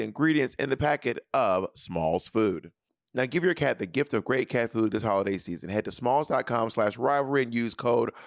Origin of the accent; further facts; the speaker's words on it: the South, United States; I am from the South